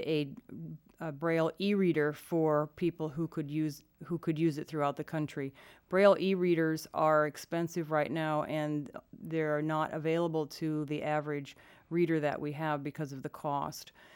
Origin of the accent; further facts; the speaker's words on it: Iowa, United States; I grew up in Iowa